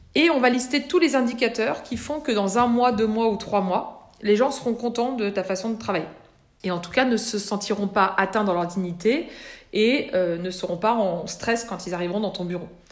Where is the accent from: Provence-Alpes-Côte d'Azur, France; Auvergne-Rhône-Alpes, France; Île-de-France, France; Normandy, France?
Auvergne-Rhône-Alpes, France; small village near Bourg-en-Bresse; j'habitais dans un tout petit village d'Empire-sur-Velle, 800 euh, habitants à l'époque, euh, à 15 km de Bourg-en-Bresse